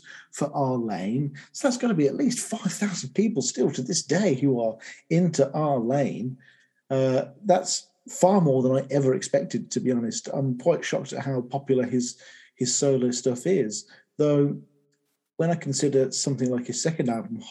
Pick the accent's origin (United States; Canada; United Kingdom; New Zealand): United Kingdom; England; as an Englishman